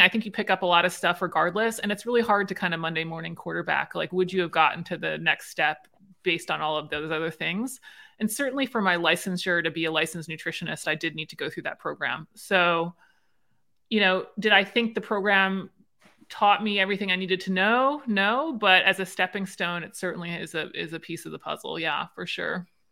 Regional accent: Maryland, United States; I'm from Maryland

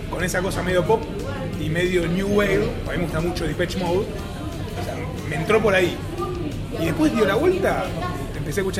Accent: Buenos Aires, Argentina; tengo 24 años, nací en Buenos Aires, Argentina, ciudad donde actualmente vivo.

